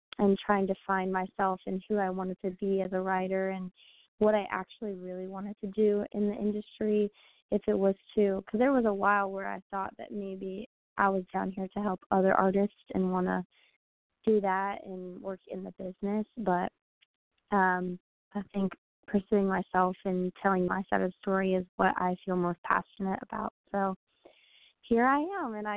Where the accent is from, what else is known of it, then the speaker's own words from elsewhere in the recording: Cincinnati, Ohio, United States; moved away as an adult; now in Nashville, United States; I'm originally from Cincinnati, Ohio, and I ended up moving down here after I graduated high school